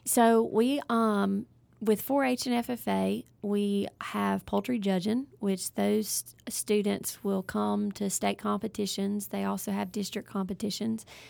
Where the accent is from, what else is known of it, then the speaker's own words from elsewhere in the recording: Ellisville, Mississippi, United States; I am originally from South Mississippi, Ellisville area